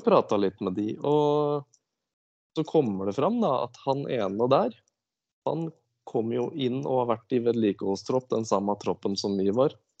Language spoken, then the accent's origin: Norwegian; Askim, Østfold, Norway; jeg er ifra Askim. Det er jo ja. indre Østfold.